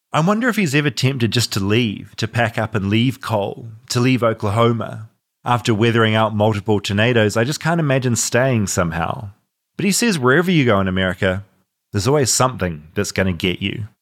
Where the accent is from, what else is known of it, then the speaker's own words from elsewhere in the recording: New Zealand; I'm from New Zealand